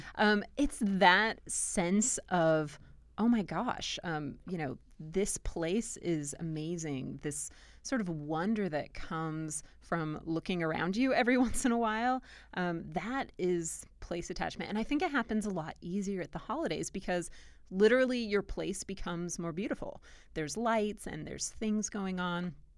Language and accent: English; Southern California, United States; now in Blacksburg, Virginia, United States; I grew up in Southern California